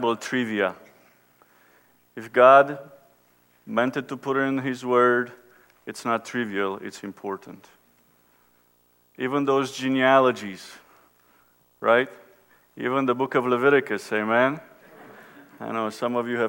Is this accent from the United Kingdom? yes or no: no; Romania; now in United States; I was born and raised in Romania, when Romania was under communism